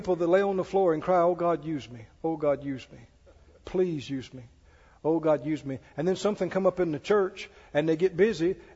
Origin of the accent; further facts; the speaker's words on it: Mississippi, United States; I grew up down in Mississippi.